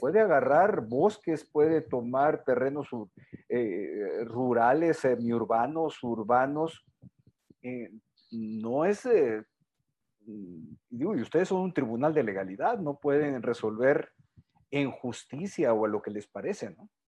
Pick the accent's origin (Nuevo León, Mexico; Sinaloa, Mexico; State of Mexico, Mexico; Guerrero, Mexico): Sinaloa, Mexico; soy originario de Sinaloa